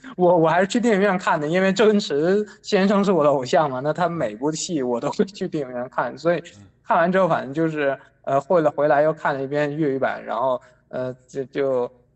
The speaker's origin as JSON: {"language": "Chinese", "region": "Northeast China", "country": "China", "said": "我本身是东北人"}